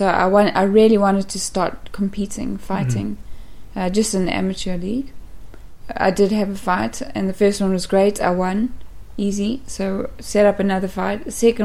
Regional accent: South Africa; Up until teenagehood, we lived on a farm.

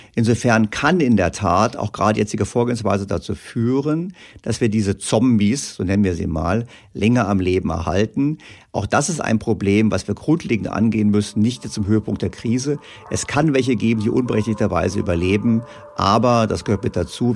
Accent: Germany; wir Deutschen

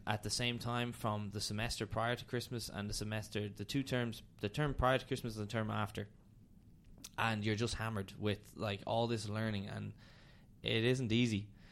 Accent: Dublin, Leinster, Ireland; I'm from Dublin. Um, lived in Hoath pretty much my whole life.

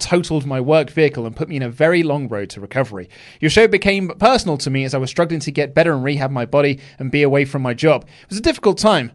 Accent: United Kingdom; we're so British

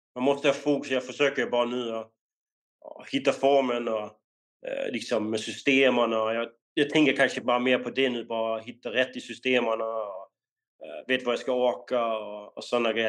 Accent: Denmark; moved away as an adult; now in Sweden; när vi var unga i, um, i Danmark

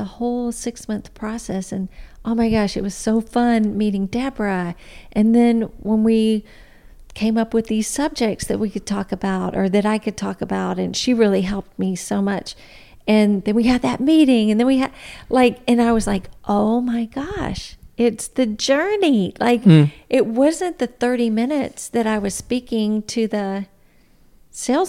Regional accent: Trenton, Tennessee, United States; moved away; I'm from Trenton, Tennessee

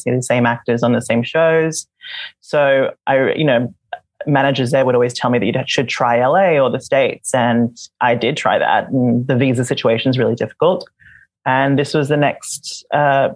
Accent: Australia; first language Visayan; English is a second language; moved away as an adult; also born or lived in Manila, Philippines; now in Vancouver, Canada; I moved to Australia when I was 4

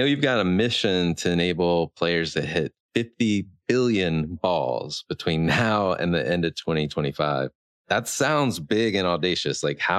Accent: North Carolina, United States; I grew up in North Carolina and skateboard culture when I was growing up was big

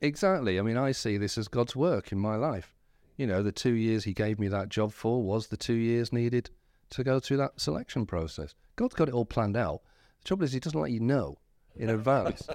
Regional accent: Whitby, Yorkshire and the Humber, United Kingdom; also born or lived in Scarborough; I was born in Whitby, and my family was sort of church attenders

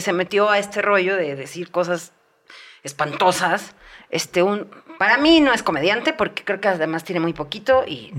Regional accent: Mexico City, Mexico; now in Querétaro, Mexico; soy de Ciudad de México

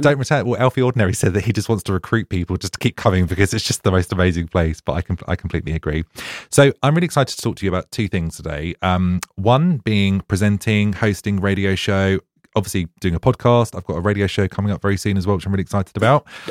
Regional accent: Ipswich, East of England, United Kingdom; now in Brighton, United Kingdom; I'm from Suffolk originally

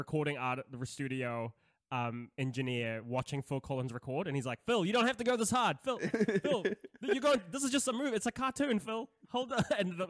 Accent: Philippines; I would say the …, but I am Filipino, and that's in.

